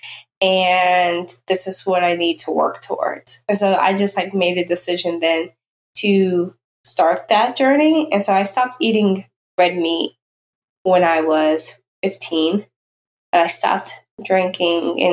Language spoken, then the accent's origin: English; Danville, Virginia, United States; I grew up in rural southwestern Virginia. I grew up in Danville, Virginia